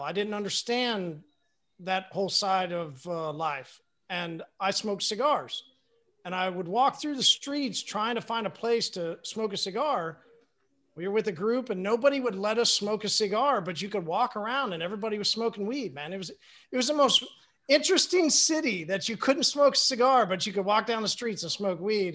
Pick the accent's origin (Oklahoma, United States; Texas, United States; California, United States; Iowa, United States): Oklahoma, United States; I'm from Oklahoma.